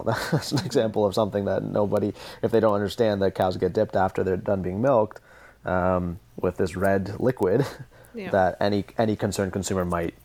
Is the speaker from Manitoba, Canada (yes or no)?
no; just outside Toronto, Ontario, Canada; I'm from the city and I grew up just outside Toronto